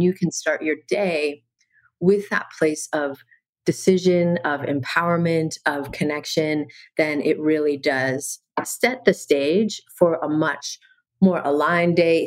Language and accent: English; Canada; now in Maui, United States; I'm originally from Canada and okay. I live in Maui now